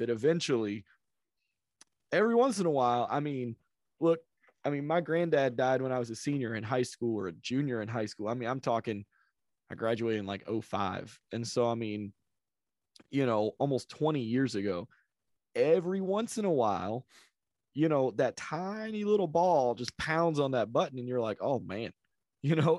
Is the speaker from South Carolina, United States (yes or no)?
yes; South Carolina, United States; I grew up in South Carolina